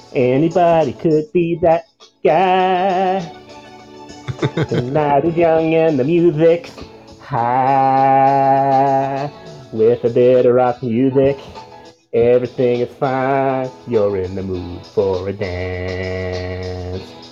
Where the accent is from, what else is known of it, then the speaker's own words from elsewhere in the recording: Toronto, Ontario, Canada; also born or lived in Sudbury; I'm from Toronto